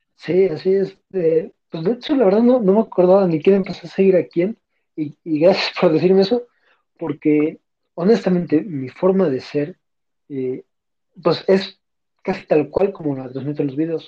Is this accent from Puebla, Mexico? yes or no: yes; Puebla, Mexico; soy de la ciudad de Puebla